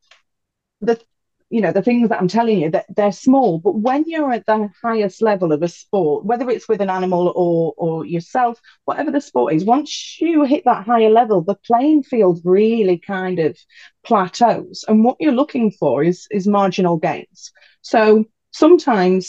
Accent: United Kingdom; growing up in the British countryside

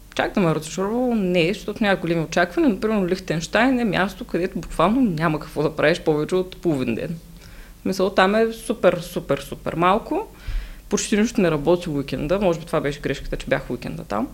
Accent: Shumen, Shumen Province, Bulgaria; аз съм от Шумен

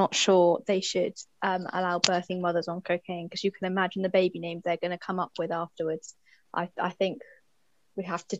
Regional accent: Dorset, South West England, United Kingdom; I'm from Dorset

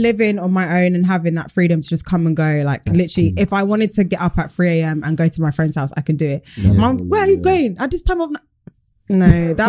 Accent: Nigeria; I'm Nigerian. Oh. My mum's Yoruba, my dad's like Delta, Igbo, so mix.

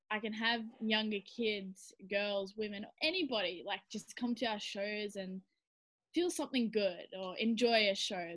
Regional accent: Tasmania, Australia; I'm from Tasmania

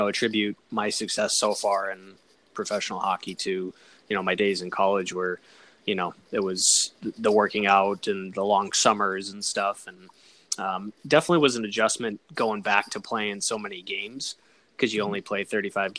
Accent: Colorado Springs, Colorado, United States; I grew up in Colorado Springs

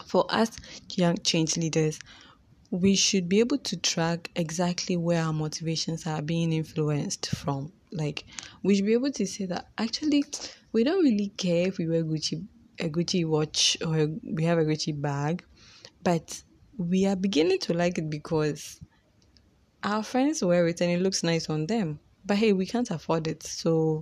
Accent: Ghana; I live in Ghana, I'm Ghanaian

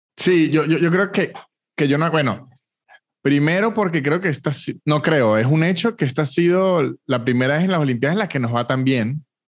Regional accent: Venezuela

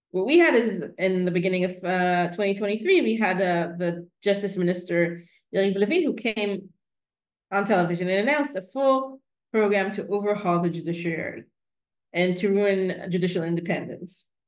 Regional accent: Jerusalem, Jerusalem District, Israel; I was born in Jerusalem to a really, I think, typical secular Jewish family

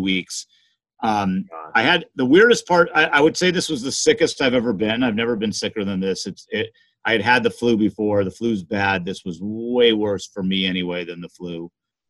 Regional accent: Los Angeles, California, United States; I grew up in Los Angeles, those old days where you had smog

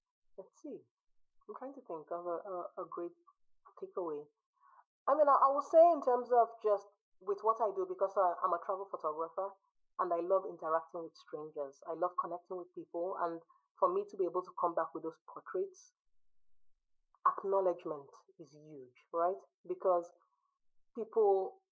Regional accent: Nigeria; also born or lived in United States; now in Sweden; I grew up in Nigeria. I spent 16 years in the US and I've been in Sweden for over a decade

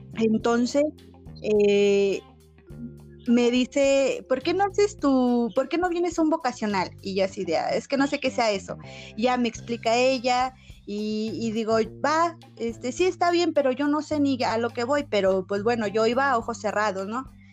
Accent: San José Iturbide, Guanajuato, Mexico; soy del estado de Guanajuato, San José Iturbide, para ser exactos

